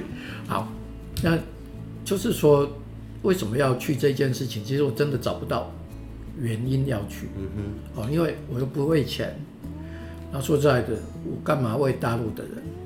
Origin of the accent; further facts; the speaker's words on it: Taiwan; moved away as an adult; also born or lived in Beijing / United States; 我还是觉得我是台湾人，我想回台湾